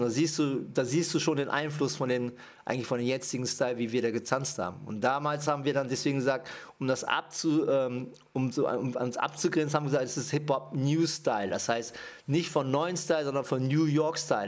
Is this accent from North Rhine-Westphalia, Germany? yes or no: yes; Düsseldorf, North Rhine-Westphalia, Germany; also born or lived in Japan; ich komme aus Düsseldorf. Gebürtig bin ich aus äh, Japan